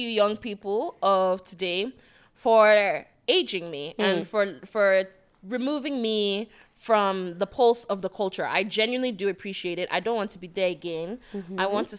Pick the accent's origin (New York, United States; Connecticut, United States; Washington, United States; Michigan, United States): Connecticut, United States; I was raised in Connecticut. That's why I did my boarding school.